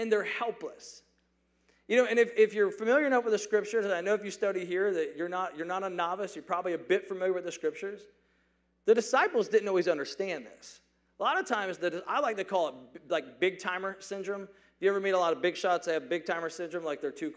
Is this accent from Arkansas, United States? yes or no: no; Atlanta, Georgia, United States; I grew up in the Atlanta area